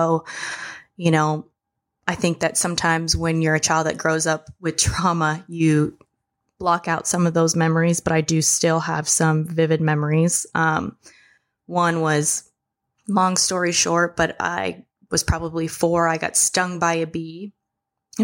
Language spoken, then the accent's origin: English; Marshall Islands; I was born in the Marshall Islands